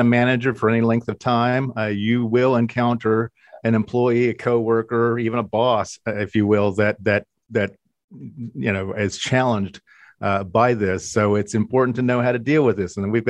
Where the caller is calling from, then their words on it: Columbus, Ohio, United States; I'm in Columbus, nowhere near California